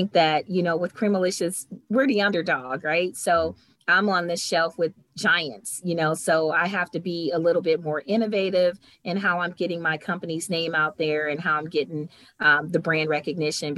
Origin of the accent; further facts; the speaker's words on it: Cleveland, Ohio, United States; moved away; I'm from Cleveland, but when I moved away and I came home